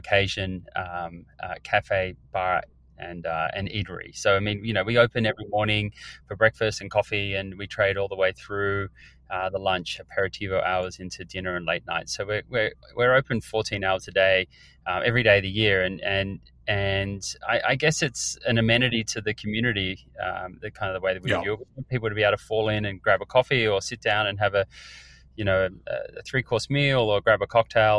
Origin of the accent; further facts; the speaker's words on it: Australia; now in United States; I grew up in Australia and my mum is a chef and a food writer